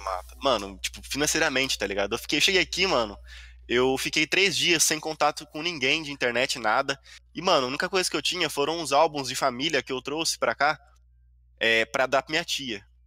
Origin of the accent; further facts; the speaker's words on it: Brazil; moved away as an adult; now in Japan; sou brasileiro